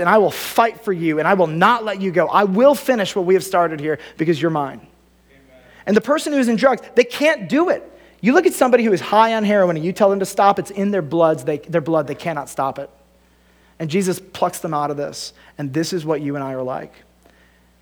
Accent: United States; as an American

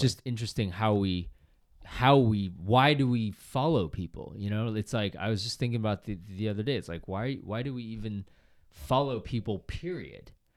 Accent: Boston, Massachusetts, United States; I grew up in Boston

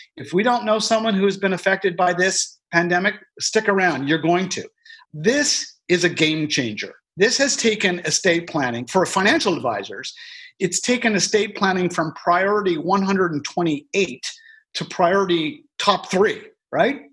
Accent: Canada; as a Canadian

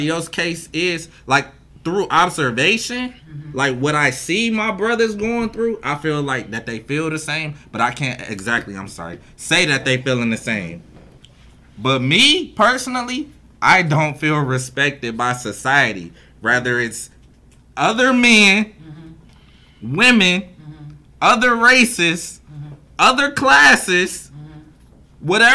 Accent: Cleveland, Ohio, United States; growing up in Cleveland

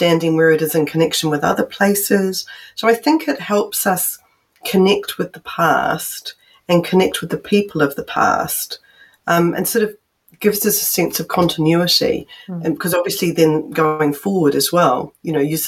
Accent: New Zealand; I'm from New Zealand

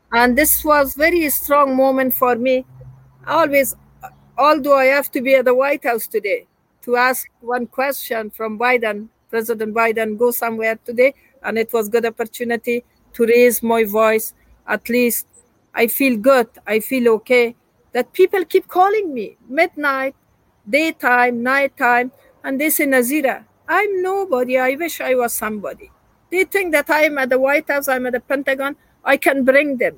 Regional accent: Afghanistan; moved away; I'm from Afghanistan

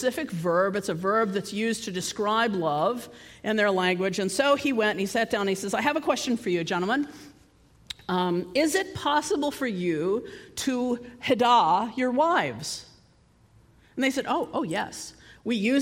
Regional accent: United States; I come from the United States

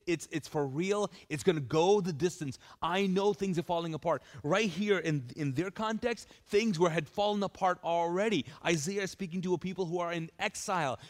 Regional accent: Kuwait; now in Charlotte, United States; I lived in Kuwait. I grew up there

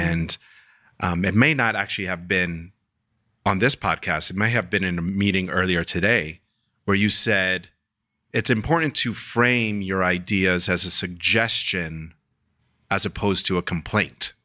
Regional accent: New York City, New York, United States; I'm from Queens

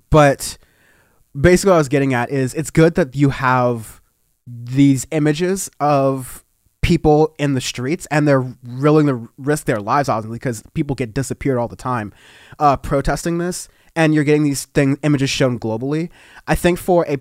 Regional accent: United States; I'm, I'm American, but I don't agree with all that stuff going on with Trump and whatnot.

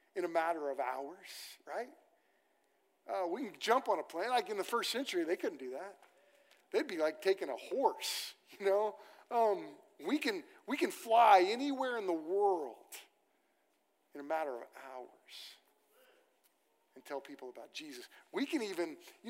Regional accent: Moore, Oklahoma, United States; I grew up on land in Moore, Oklahoma, that my family got in the land run

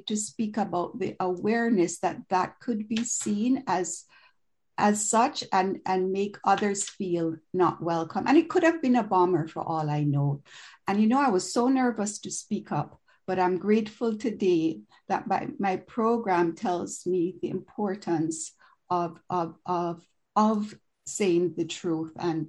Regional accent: Jamaica; now in Toronto, Canada; So I'm an immigrant from Jamaica in the West Indian Island, and I've been living in Canada for over 40 years.

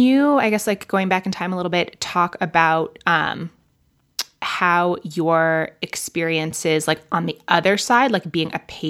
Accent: New York, United States; moved away; I'm originally from New York.

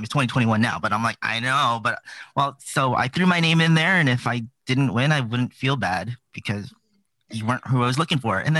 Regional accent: Brampton, Ontario, Canada; born and raised in Brampton, Ontario.

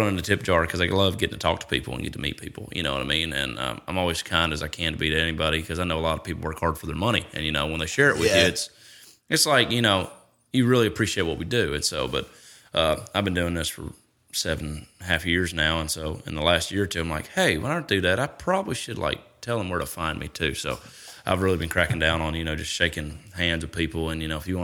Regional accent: Hendersonville, Tennessee, United States; also born or lived in Nashville, Tennessee; I grew up in Hendersonville, about 25 minutes north of here.

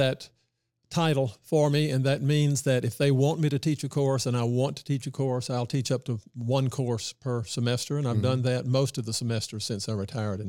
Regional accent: Mississippi, United States; Yeah. Well, I didn't realize what a momentous and historical time that was when I was coming up.

